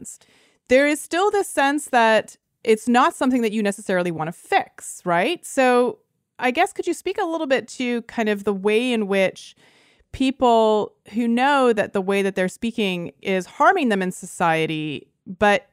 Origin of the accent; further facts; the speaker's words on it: Canada; first language Lithuanian; I grew up in Canada, and my parents spoke exclusively Lithuanian to me during my entire childhood